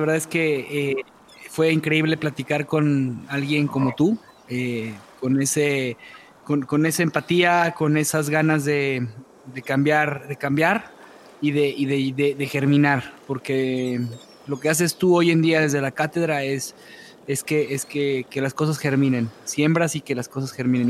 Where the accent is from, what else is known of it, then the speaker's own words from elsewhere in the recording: Mexico; En México somos mexicanos